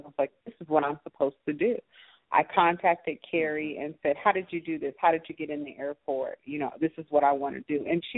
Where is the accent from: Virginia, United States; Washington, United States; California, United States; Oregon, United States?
California, United States; now in Atlanta, United States; I grew up in California